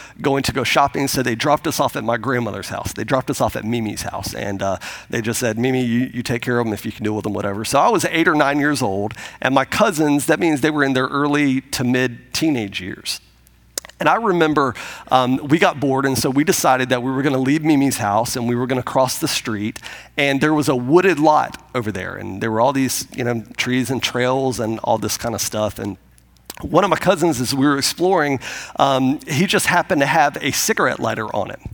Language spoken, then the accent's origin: English; Pensacola, Florida, United States; moved away; I grew up outside of Pensacola, Florida, and my wife did as well, and I grew up there